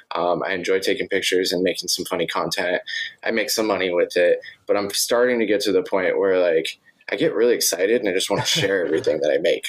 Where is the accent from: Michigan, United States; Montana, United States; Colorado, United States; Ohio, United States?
Montana, United States; I grew up in Montana